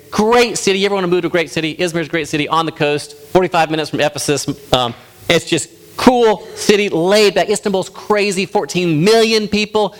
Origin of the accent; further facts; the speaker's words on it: United States; As an American Westerner